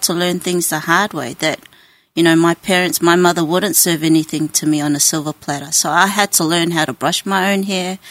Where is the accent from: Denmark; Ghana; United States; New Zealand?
New Zealand; now in Melbourne, Australia; raised in New Zealand by my grandmother